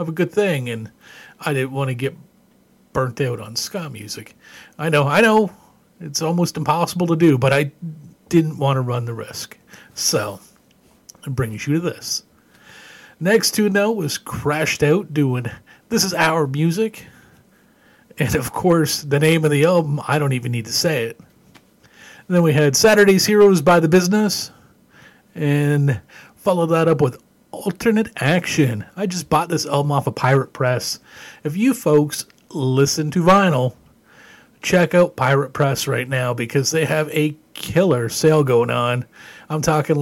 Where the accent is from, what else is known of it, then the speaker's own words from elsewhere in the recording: Ontario, Canada; moved away; Growing up in Canada, I was a long-haired heavy metal kid